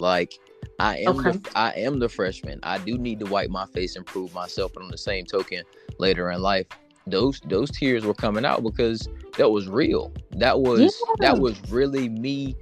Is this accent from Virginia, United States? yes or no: no; Chesterfield, South Carolina, United States; I'm from Chesterfield, South Carolina. Everyone knows, a little small town